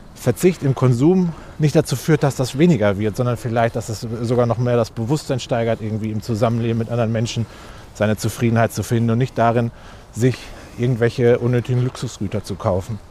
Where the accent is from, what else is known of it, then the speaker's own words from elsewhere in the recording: Recklinghausen, North Rhine-Westphalia, Germany; im, im, Stadtgarten von Recklinghausen, meiner Heimatstadt.